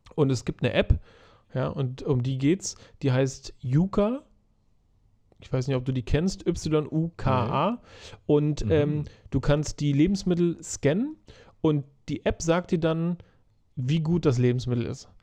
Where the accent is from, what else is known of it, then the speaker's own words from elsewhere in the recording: Germany; bei uns in Deutschland